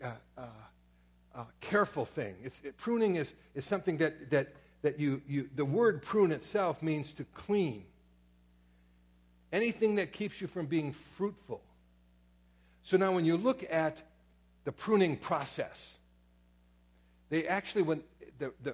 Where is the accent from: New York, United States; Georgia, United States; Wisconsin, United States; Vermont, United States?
Wisconsin, United States; Door County; I was raised up in Door County